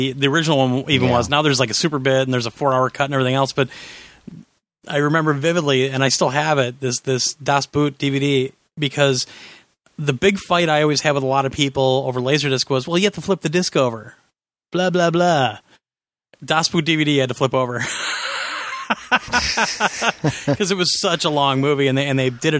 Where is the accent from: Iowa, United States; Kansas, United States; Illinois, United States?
Kansas, United States; also born or lived in Nebraska; now in Wisconsin, United States; I'm from Kansas, had a farm in Nebraska, and I live in Wisconsin